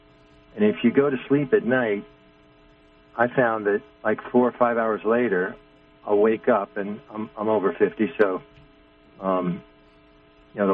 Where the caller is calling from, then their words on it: New York, United States; I'm from New York, and hello?